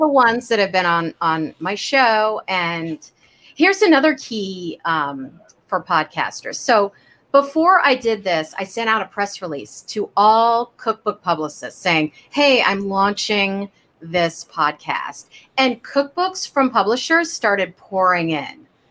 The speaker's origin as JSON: {"language": "English", "town": "Kansas City", "country": "United States", "tie": "born or raised there", "said": "I grew up in Kansas City"}